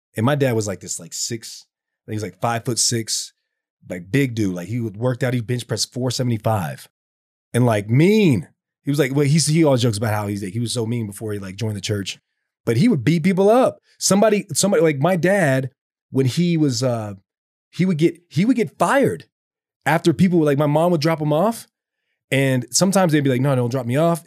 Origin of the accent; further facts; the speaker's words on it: the South, United States; me growing up in the South